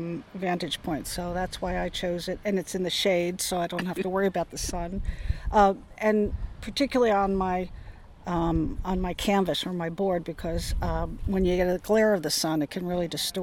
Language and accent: English; Mendocino, California, United States; … from Mendocino.